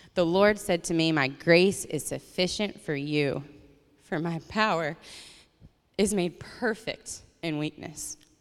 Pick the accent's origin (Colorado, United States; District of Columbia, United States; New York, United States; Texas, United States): Colorado, United States; my family and growing up in Colorado